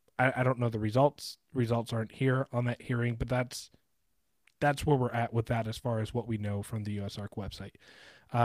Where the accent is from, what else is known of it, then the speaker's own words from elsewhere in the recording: Sarasota, Florida, United States; I grew up in Sarasota, Florida